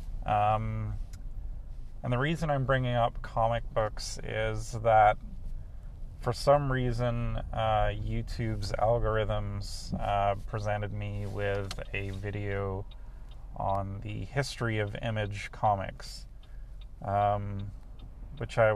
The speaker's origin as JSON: {"language": "English", "region": "England", "country": "United Kingdom", "tie": "born or raised there", "moved": "yes", "said": "I grew up in England"}